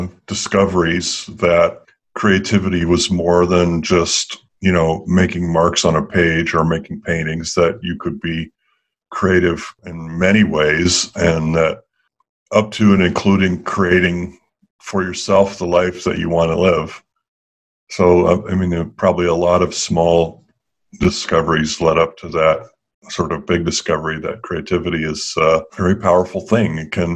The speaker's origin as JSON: {"language": "English", "region": "Massachusetts", "country": "United States", "tie": "born or raised there", "said": "a lot of my upbringing, I was raised on the East Coast in Massachusetts."}